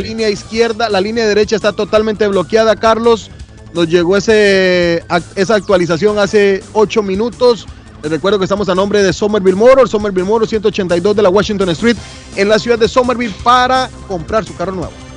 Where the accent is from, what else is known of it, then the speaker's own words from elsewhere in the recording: Teculután, Zacapa, Guatemala; moved away; de mi pueblo, de mi querido Teculután